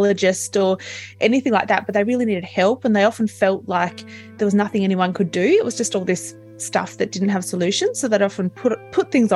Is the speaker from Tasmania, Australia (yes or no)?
yes; Tasmania, Australia; I'm from Australia, I'm from Tasmania, so the island right down the bottom.